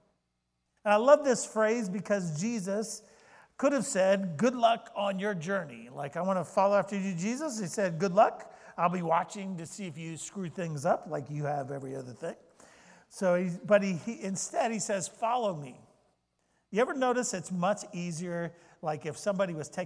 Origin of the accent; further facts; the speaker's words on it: Florida, United States; now in Maine, United States; I grew up in Florida